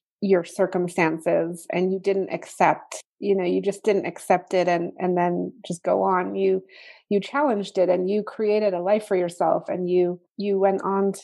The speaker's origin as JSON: {"language": "English", "region": "England", "country": "United Kingdom", "tie": "born or raised there", "said": "I grew up in England with you"}